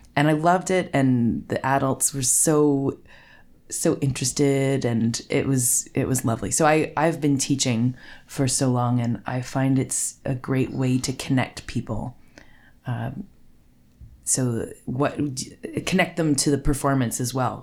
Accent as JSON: {"language": "English", "town": "Gravenhurst", "region": "Ontario", "country": "Canada", "tie": "born or raised there", "also_born_or_lived": "Toronto", "lives_now": "Burk's Falls, Canada", "said": "I grew up in Gravenhurst"}